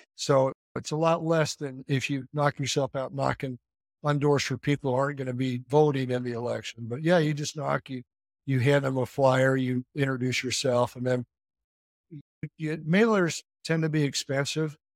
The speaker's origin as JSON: {"language": "English", "region": "Southeast Idaho", "country": "United States", "tie": "born or raised there", "moved": "as an adult", "lives_now": "Utah, United States", "said": "I grew up in Southeast Idaho"}